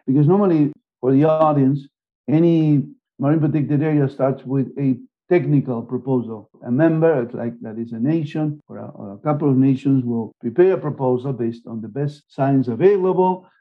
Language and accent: English; Argentina; moved away; also born or lived in Germany / United States / Canada / Spain; And I'm from Argentina, I lived in Germany, I lived in the US, I lived in Canada, I lived in Spain